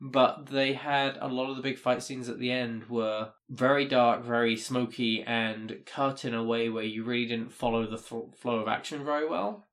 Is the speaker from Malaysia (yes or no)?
no; United Kingdom; me being British